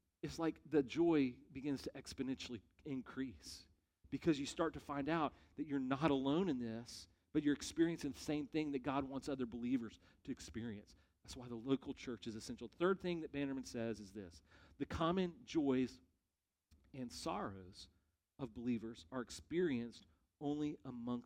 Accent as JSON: {"language": "English", "country": "United States", "said": "as American Christians"}